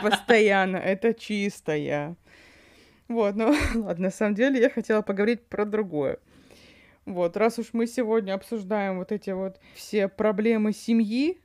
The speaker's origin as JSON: {"language": "Russian", "area": "Yakutia", "region": "Sakha Republic", "country": "Russia", "said": "я из Якутии"}